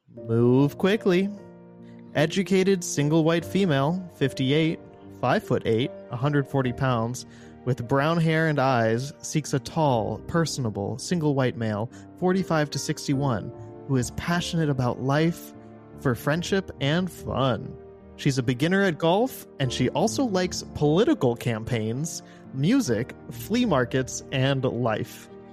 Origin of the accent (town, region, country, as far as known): Midwest, United States; also born or lived in Los Angeles